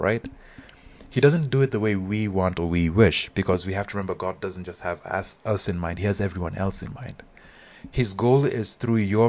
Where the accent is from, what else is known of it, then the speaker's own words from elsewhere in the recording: Nairobi, Kenya; I'm Kenyan, and I attended this high school